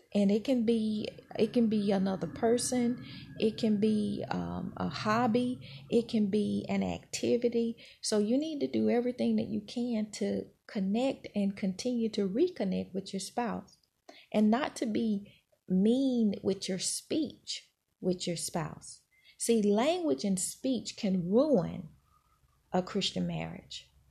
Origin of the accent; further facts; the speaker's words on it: Mississippi, United States; moved away; I'm from Mississippi